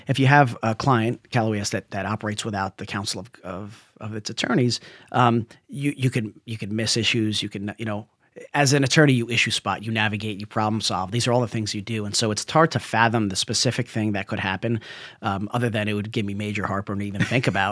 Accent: New Jersey, United States; now in California, United States; I'm a guy from Jersey

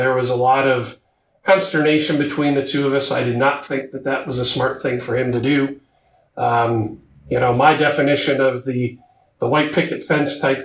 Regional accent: Ohio, United States; moved away as an adult; now in Texas, United States; I grew up in Ohio

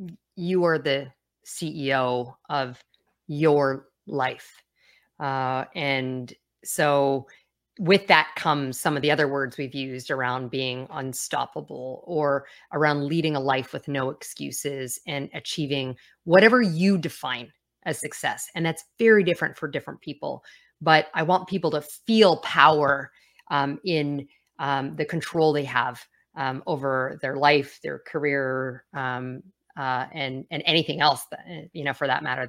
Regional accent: Calgary, Alberta, Canada; I grew up on the west coast of Canada, or Calgary, and so Calgary Flames was my team.

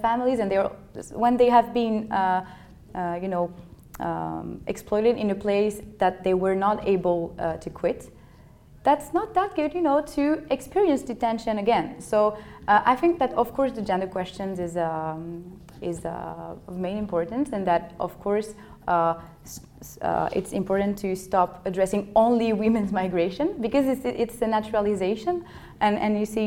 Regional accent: Paris, Île-de-France, France; I'm from Paris

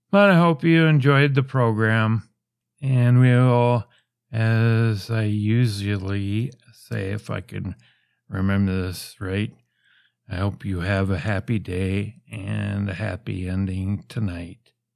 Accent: United States; I'm from the States

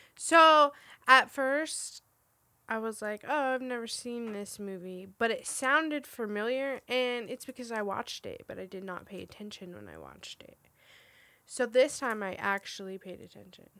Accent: Roswell, New Mexico, United States; I grew up in Roswell, New Mexico, which is, like, the big alien capital of the world

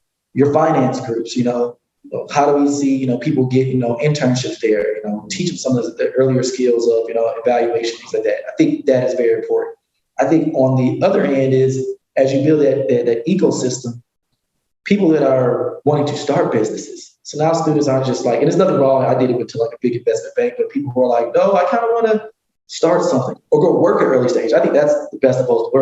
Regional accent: Detroit, Michigan, United States; now in Chicago, United States; I'm from Metro Detroit

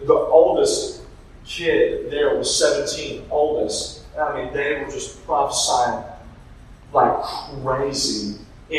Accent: Middle Georgia, United States; I'm from Middle Georgia. I went to college in South Georgia

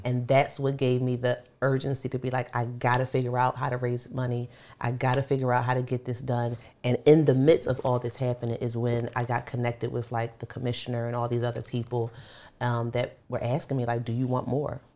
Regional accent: Philadelphia, Pennsylvania, United States; moved away; also born or lived in Baltimore; I grew up in North Philly

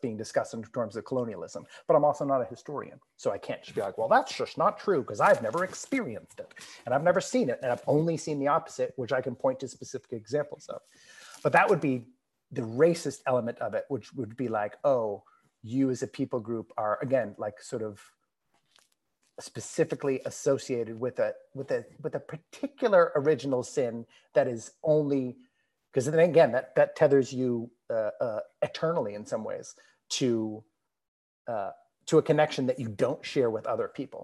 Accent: United States; I grew up in the United States of America, I was born in 1978

